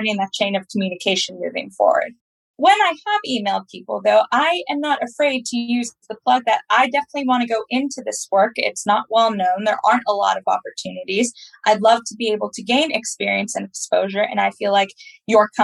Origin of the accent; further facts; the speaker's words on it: Pennsylvania, United States; accent: American; moved away as an adult; also born or lived in West Virginia / Washington, D.C.; now in London, United Kingdom; I was raised in Pennsylvania. I was actually born in West Virginia.